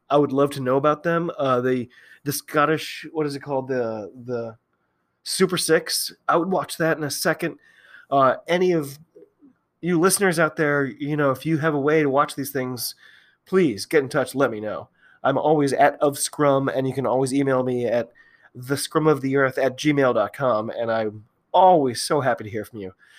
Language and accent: English; United States; I'm an American